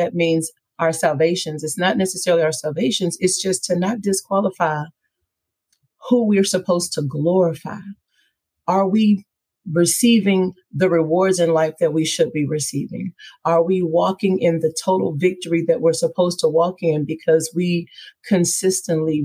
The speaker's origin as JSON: {"language": "English", "town": "Missouri City", "region": "Texas", "country": "United States", "tie": "born or raised there", "also_born_or_lived": "Houston, Texas", "said": "I was born here in Houston, Texas, reared in Missouri City"}